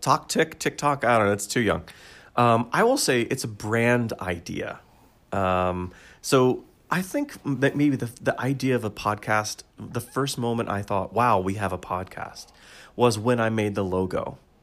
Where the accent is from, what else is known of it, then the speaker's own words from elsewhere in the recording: United States; I'm American